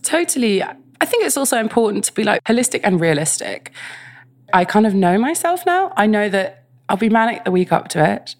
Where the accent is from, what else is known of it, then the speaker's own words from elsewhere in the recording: London, United Kingdom; I grew up in West London